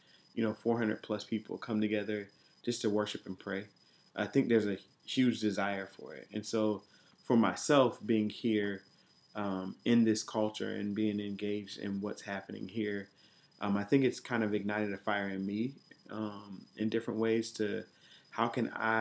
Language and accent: English; Columbus, Ohio, United States; moved away as an adult; also born or lived in Dayton, Ohio; now in Washington, D.C., United States; I'm originally from Columbus, Ohio. And so I grew up in a church called Bible Way Church.